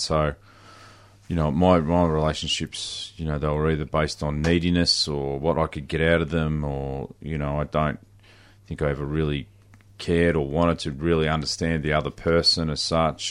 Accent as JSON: {"language": "English", "town": "Horsham", "region": "Victoria", "country": "Australia", "tie": "born or raised there", "said": "I grew up in, in country Victoria. I grew up in Horsham"}